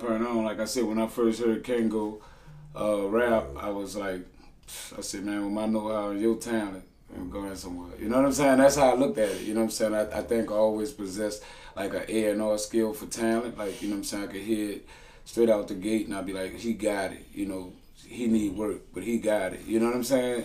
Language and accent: English; New Orleans, Louisiana, United States; I'm from Holly Grove